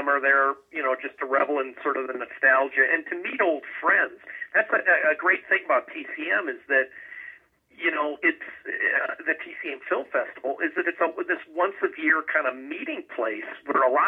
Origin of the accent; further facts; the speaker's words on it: Minneapolis, Minnesota, United States; When I was growing up in the Twin Cities